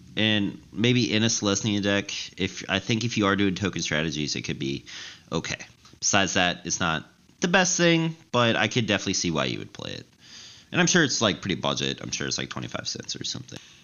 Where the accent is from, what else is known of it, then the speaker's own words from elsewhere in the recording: the South, United States; I'm from the South, and my church